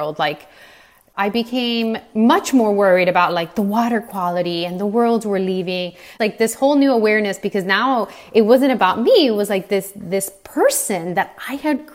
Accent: Cuba; moved away; I was born in Cuba, and my mother was born the year the revolution started

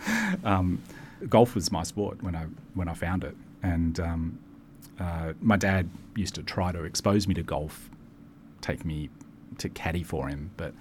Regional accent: Maitland, New South Wales, Australia; I grew up in a little town in New South Wales called Maitland

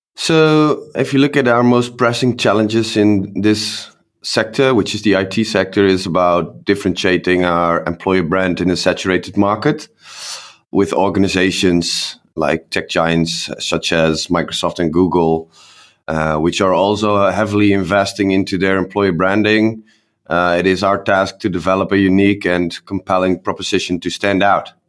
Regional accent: Netherlands; we're from the Netherlands

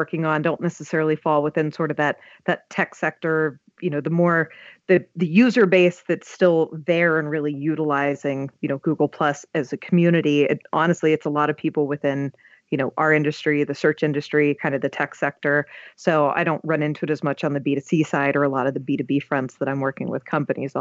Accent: Pittsburgh, Pennsylvania, United States; I'm from Pittsburgh

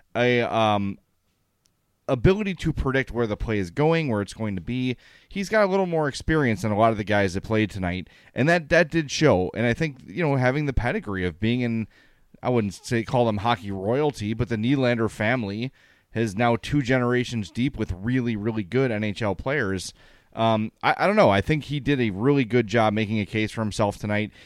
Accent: Chicago, Illinois, United States; I went to high school a block from Ford City Mall

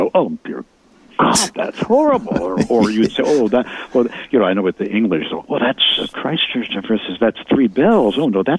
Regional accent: Chicago, Illinois, United States; If you really live in Chicago, and it looks like I grew up on the South Side, that's how people talk.

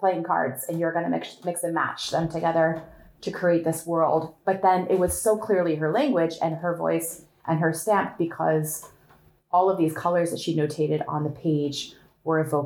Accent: Northwest Ohio, United States; I grew up on one of those families. Now we're talking rural Ohio, okay? Northwest Ohio.

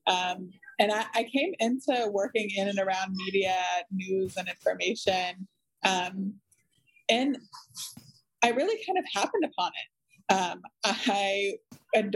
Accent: North Carolina, United States; led me back to North Carolina, which is my home state.

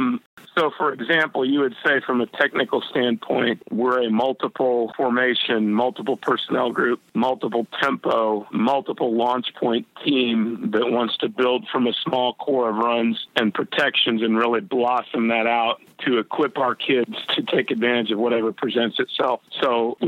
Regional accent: Indianapolis, Indiana, United States; also born or lived in Louisiana; came back home where I grew up in the Indianapolis area

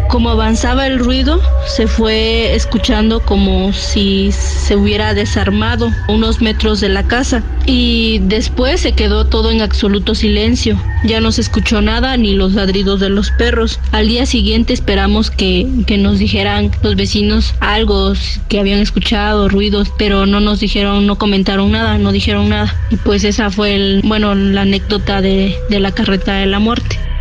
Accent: Miahuatlán, Oaxaca, Mexico; soy de Miahuatlán.

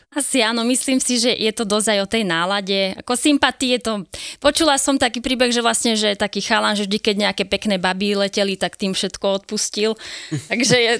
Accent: Slovakia; som Slovenka

